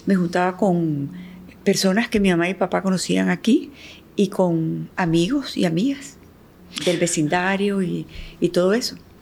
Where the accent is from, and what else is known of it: Nicaragua; born or raised there; also born or lived in Cuba